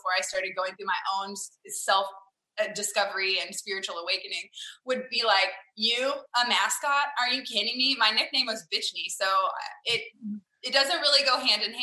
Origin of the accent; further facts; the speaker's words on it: Farmersville, Texas, United States; now in Frisco, United States; I grew up in a tiny little country town called Farmersville, Texas